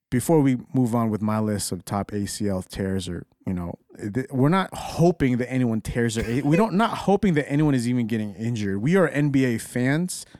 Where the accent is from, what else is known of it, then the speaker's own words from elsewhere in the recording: Dallas, Texas, United States; I'm from Dallas.